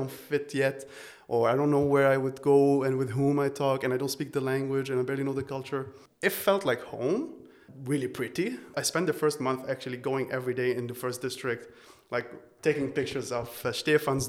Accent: Beirut, Beirut Governorate, Lebanon; moved away as an adult; now in Vienna, Austria; I'm originally from Beirut, Lebanon. I grew up there. I spent like the first 23 years of my life there

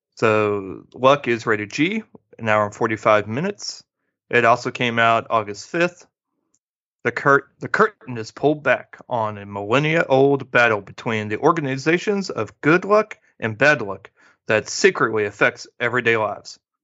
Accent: Midwest, United States; growing up in the Midwest

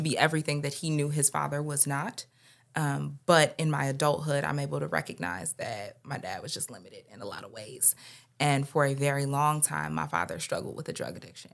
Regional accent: Detroit, Michigan, United States; now in Philadelphia, United States; we're from Detroit originally

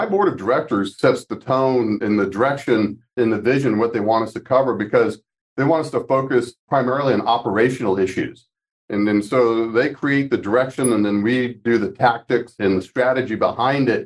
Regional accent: Gainesville, Florida, United States; moved away as an adult; I grew up in Gainesville, Florida

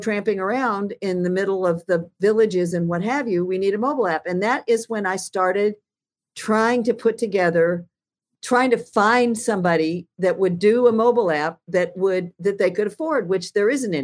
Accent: United States; also born or lived in Alaska; I'm fundamentally American

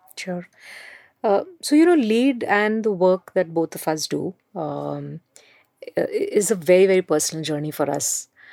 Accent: Mumbai, Maharashtra, India; I grew up in Mumbai.

